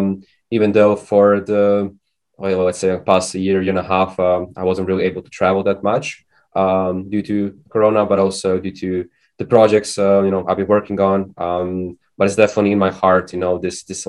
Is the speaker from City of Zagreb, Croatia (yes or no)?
yes; Zagreb, City of Zagreb, Croatia; also born or lived in Lisbon, Portugal; born and raised in Zagreb, the capital of Croatia